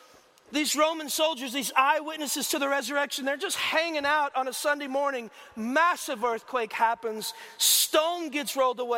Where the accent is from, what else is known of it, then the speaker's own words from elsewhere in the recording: Texas, United States; we're from Texas